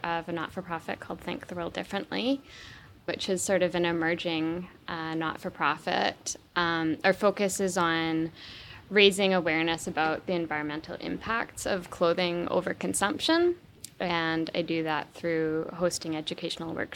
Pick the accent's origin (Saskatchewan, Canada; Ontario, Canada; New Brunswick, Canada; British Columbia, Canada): British Columbia, Canada; Vancouver Island; born or raised there